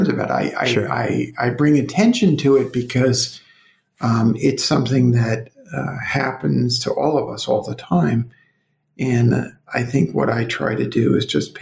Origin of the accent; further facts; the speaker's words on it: Brooklyn, New York, United States; now in Colorado, United States; I'm from Brooklyn